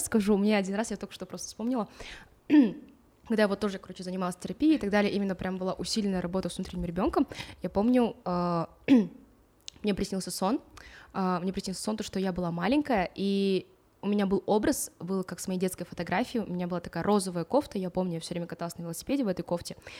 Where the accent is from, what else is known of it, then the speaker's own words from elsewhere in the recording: Atyrau, Atyrau Region, Kazakhstan; Я родилась в Атырау